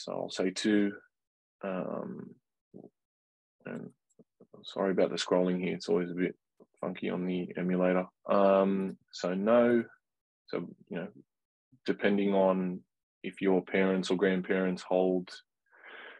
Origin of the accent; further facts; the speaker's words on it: Australia; I was born in Australia.